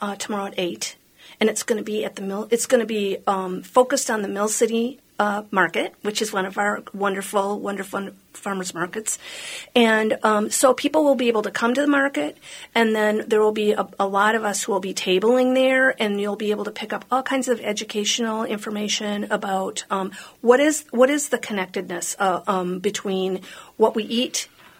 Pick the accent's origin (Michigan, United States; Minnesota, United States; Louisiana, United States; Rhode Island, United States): Minnesota, United States; Hopkins; I grew up in Hopkins.